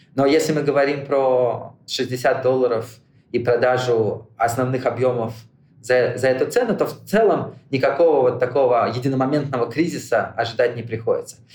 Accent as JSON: {"language": "Russian", "region": "Moscow", "country": "Russia", "tie": "born or raised there", "moved": "yes", "lives_now": "United States", "said": "Я родился в Москве"}